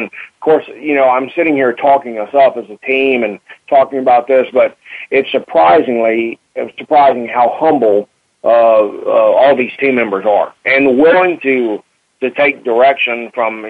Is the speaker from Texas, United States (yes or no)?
yes; Texas, United States; accent: Texas twang; moved away as an adult; I was born in Texas, and I went to the Marine Corps and went around the world, and I came back to Texas, so the accent kind of stuck